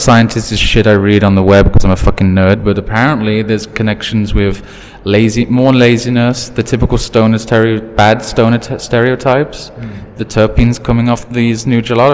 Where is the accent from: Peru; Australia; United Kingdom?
United Kingdom; now in Thailand; I'm British.